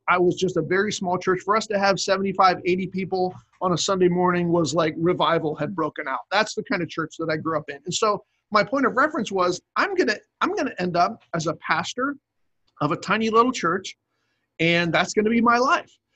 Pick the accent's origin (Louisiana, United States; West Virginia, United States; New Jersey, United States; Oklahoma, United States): New Jersey, United States; Cape May; moved away as an adult; also born or lived in New York; now in Virginia, United States; that's where I grew up in Cape May, New Jersey, and my dad was a pastor there